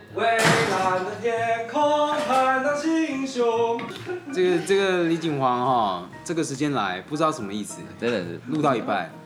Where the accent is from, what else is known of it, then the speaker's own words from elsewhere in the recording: Kaohsiung, Taiwan; now in Taipei, Taiwan; 我虽然身为高雄人